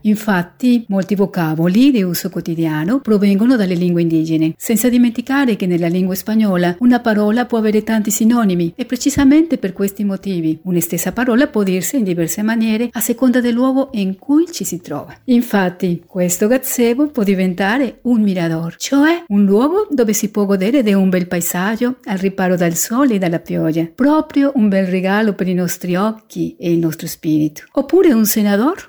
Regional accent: Mexico City, Mexico; moved away; Città del Messico, la mia città

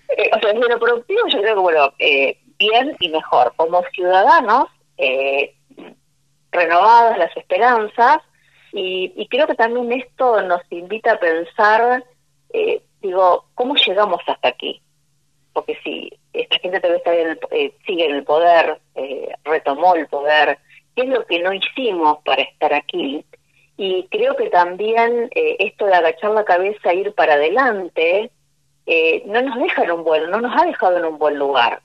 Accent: Argentina; como, como argentino

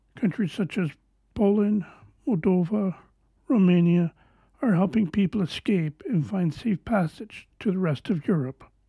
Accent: Canada; I am Canadian.

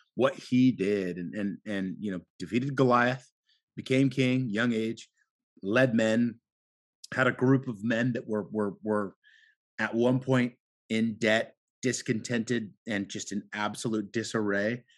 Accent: Portland, Oregon, United States; I grew up here in Portland

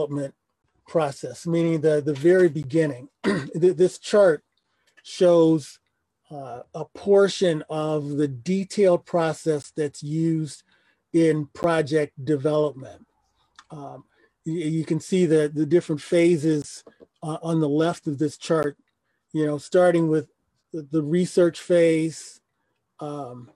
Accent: Detroit, Michigan, United States; I am a Detroiter, was born and raised in Detroit.

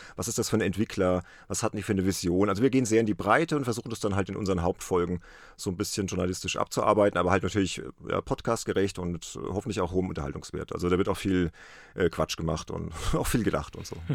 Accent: Worms, Rhineland-Palatinate, Germany; aus meiner Heimatstadt, aus Worms

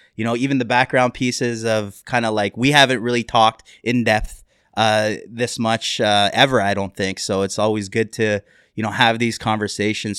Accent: Canada; we are Canadian

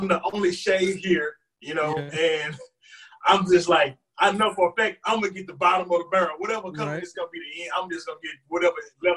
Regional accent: Huntsville, Texas, United States; I'm from Huntsville, Texas

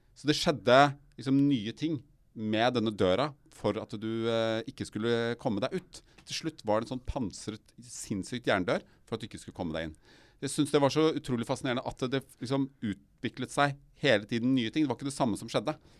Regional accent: Røyken, Viken, Norway; jeg er oppvokst i Røyken

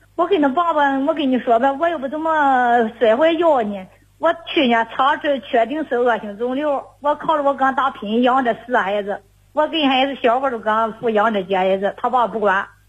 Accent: Cangzhou, Hebei, China; 是沧，沧州南僻的

